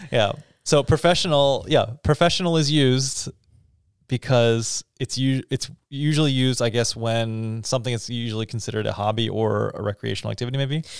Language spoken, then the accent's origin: English; Texas, United States; moved away; also born or lived in Canada; when I was a kid in elementary school growing up in Texas